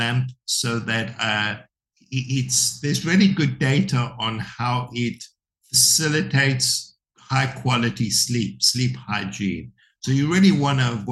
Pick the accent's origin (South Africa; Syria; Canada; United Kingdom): South Africa; moved away; when I was brought up in South Africa, the TV was considered the devil's box.